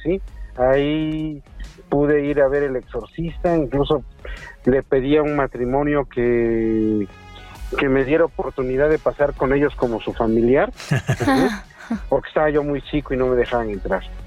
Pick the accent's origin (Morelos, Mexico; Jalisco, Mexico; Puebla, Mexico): Puebla, Mexico; Tehuacán; moved away as an adult; also born or lived in Mexico City; yo soy oriundo de Tehuacán, Puebla